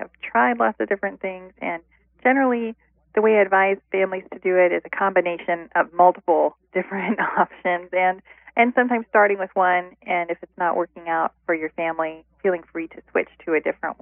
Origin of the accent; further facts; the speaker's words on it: Ohio, United States; moved away; also born or lived in Midwest; I'm originally from Ohio, and I've been living in different areas of the country, mostly in the Midwest